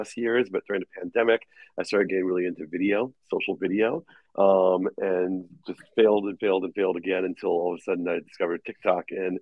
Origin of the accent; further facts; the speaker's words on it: Minnesota, United States; accent: American; moved away as an adult; also born or lived in Australia; now in Minneapolis, United States; I am born and raised in Minnesota, but I went overseas 12 years ago